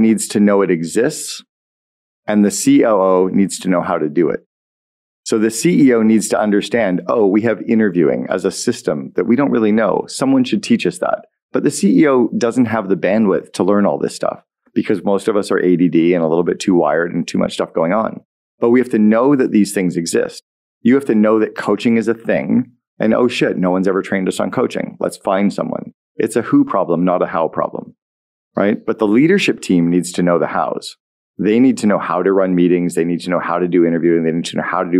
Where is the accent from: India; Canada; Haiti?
Canada; Sudbury, Ontario; moved away as an adult; also born or lived in United States; I'm a kid from Sudbury.